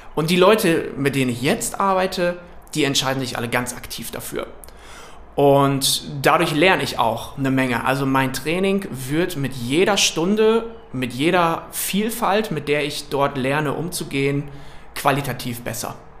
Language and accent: German; Wilhelmshaven, Lower Saxony, Germany; ich komme aus Wilhelmshaven in Niedersachsen an der Nordsee